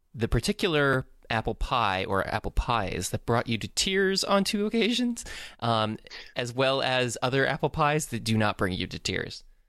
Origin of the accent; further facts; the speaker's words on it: Tampa, Florida, United States; I'm from Tampa, Florida